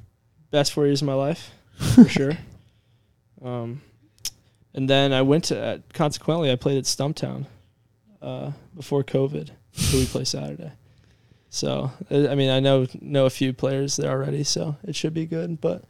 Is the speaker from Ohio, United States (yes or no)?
yes; Springfield, Ohio, United States; I grew up around Springfield, Ohio.